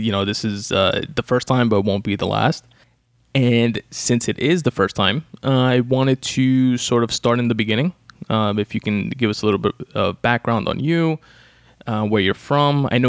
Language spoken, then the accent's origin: English; New York City, New York, United States; I was born in Brooklyn, grew up in Queens